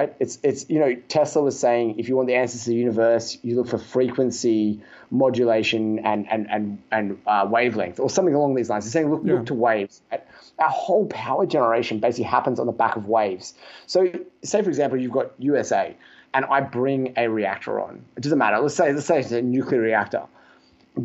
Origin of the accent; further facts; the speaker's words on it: Australia; I'm from Australia